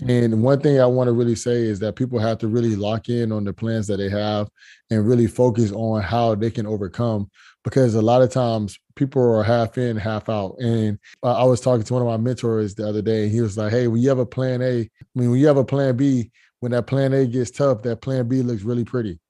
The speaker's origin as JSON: {"language": "English", "town": "Fort Lauderdale", "region": "Florida", "country": "United States", "said": "I'm from Fort Lauderdale, Florida"}